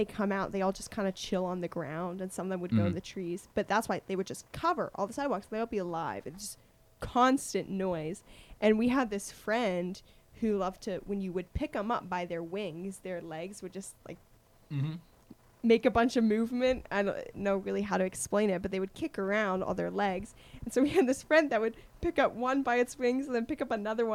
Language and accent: English; Tennessee, United States; When I was about 7 years old, in my hometown